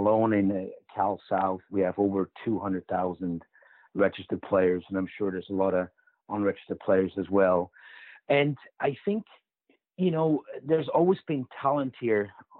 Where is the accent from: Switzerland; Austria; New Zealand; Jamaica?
Switzerland; moved away; also born or lived in Orange County; growing up in Switzerland